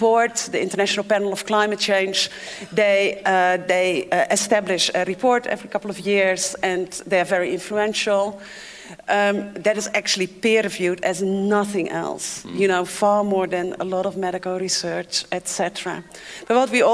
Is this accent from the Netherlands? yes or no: yes; Netherlands; English is a second language; moved away as an adult; also born or lived in Africa; As you can hear, I'm not from here. I'm from the Netherlands, and I grew up on water.